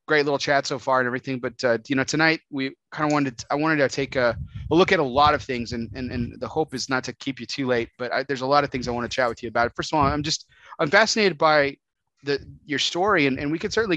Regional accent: El Paso, Texas, United States; moved away; I grew up in El Paso

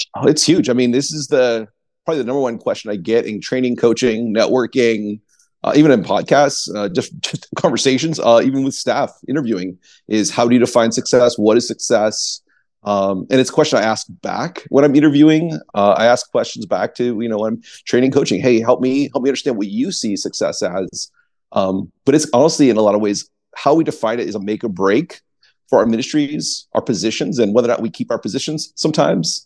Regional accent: East Coast, United States; I grew up on the East Coast, uh, as a pastor's kid

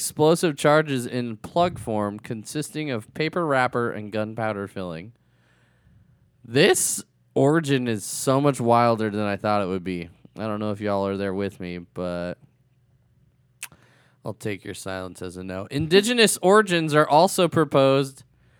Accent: Fargo, North Dakota, United States; I'm from Fargo, yeah.

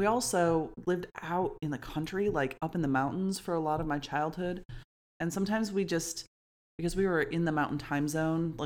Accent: United States; I am an American-born citizen.

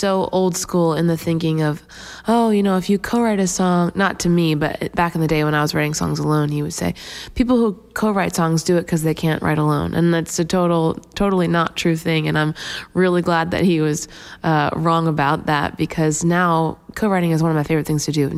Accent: Pennsylvania, United States; also born or lived in Massachusetts; now in Nashville, United States; I'm originally from Pennsylvania, and I've lived now in Nashville for 6

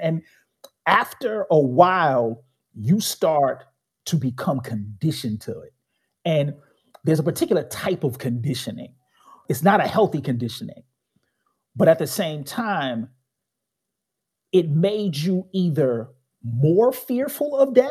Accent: Chicago, Illinois, United States; Born and raised in Chicago, south side of the city

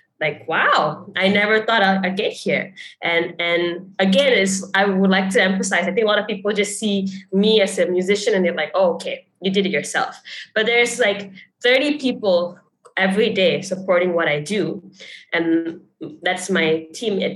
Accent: Malaysia; moved away; It's nice to be able to give back to my home country. So like growing up, I remember that in class, we would learn about Malaysian icons

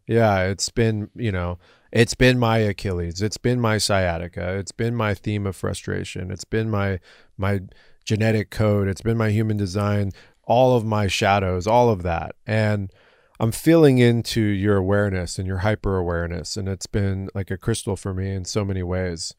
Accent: Southern California, United States; an American born in Southern California

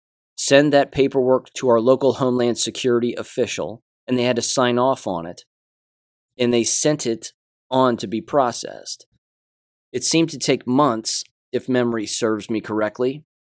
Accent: Oklahoma City, Oklahoma, United States; I'm from Oklahoma City, the Oklahoma City area, so the bombing got brought up in one of these classes, in one of our classes.

